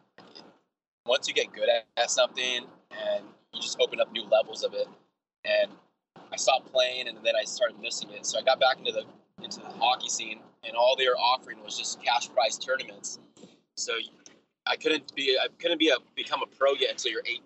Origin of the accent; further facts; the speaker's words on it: Southern California, United States; when I grew up in Southern California